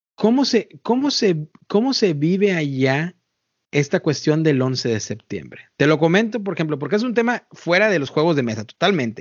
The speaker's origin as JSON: {"language": "Spanish", "country": "Mexico", "moved": "yes", "lives_now": "United States", "said": "yo soy mexicano"}